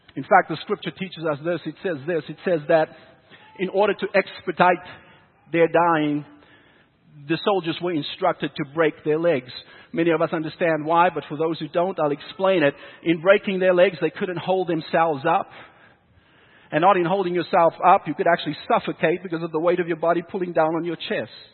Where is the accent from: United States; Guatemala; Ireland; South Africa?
South Africa; now in Canada; growing up in South Africa, moving to Canada